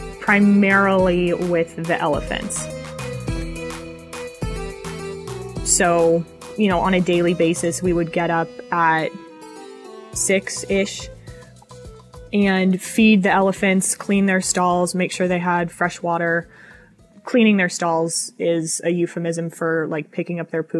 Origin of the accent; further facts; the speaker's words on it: Colorado, United States; moved away; also born or lived in Montana / Wyoming; I'm from Colorado originally. I lived in Montana, lived in Wyoming